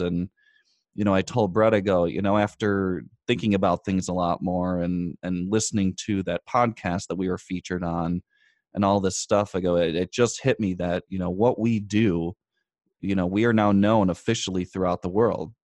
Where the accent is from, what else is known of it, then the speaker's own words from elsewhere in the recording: United States; we were from the United States